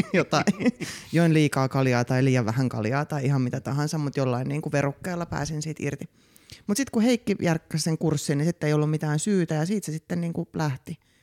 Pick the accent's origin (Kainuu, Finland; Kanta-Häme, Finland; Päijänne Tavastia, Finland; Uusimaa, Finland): Uusimaa, Finland; Vantaa; now in Helsinki, Finland; koomikko, alun perin Itä-Vantaalta, nykyisin helsinkiläinen.